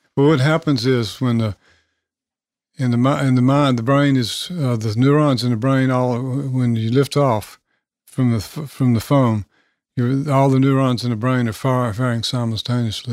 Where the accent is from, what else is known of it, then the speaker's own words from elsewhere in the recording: Nashville, Tennessee, United States; I grew up in South Nashville off Franklin Road